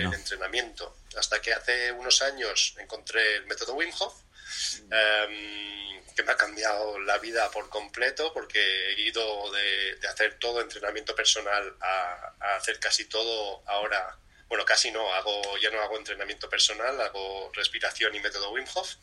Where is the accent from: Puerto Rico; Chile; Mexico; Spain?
Spain; de crianza latina española